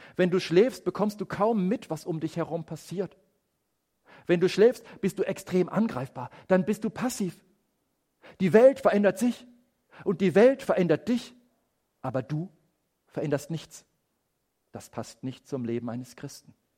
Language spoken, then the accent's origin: German; Germany; bei uns in Deutschland